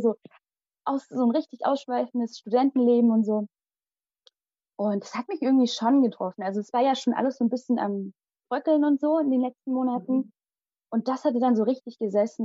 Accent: Limburg an der Lahn, Hesse, Germany; first language Malayalam; moved away as an adult; also born or lived in India / Hünfeld, Germany; Und geboren und aufgewachsen bin ich in Limburg

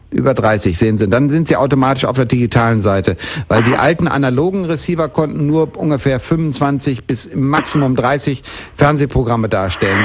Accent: Bielefeld, North Rhine-Westphalia, Germany; moved away; ich bin in Bielefeld geboren und bin dort aufgewachsen

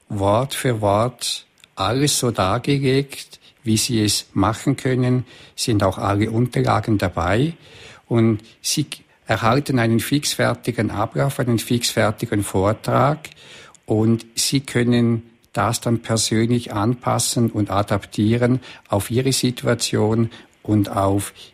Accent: Switzerland; dann habe ich Kurse bei uns in der Schweiz oder in äh, Vorarlberg, Österreich oder auch in Deutschland.

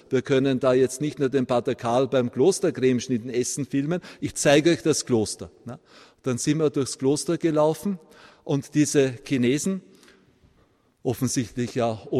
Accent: Vienna, Austria; born there; ich bin gebürtiger Wiener, dass ich von meinem Akzent manchmal für einen Bayern gehalten werde.

